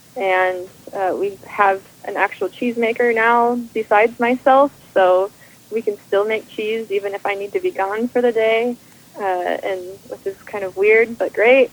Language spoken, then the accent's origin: English; Minnesota, United States; also born or lived in Vermont; we're dairy farmers from Minnesota